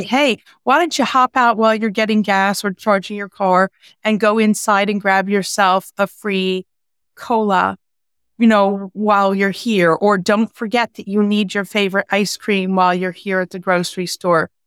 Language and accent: English; New York, United States; I'm a New Yorker